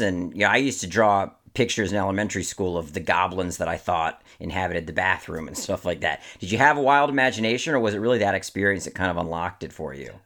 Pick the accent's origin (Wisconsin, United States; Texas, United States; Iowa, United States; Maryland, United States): Maryland, United States; I grew up in Maryland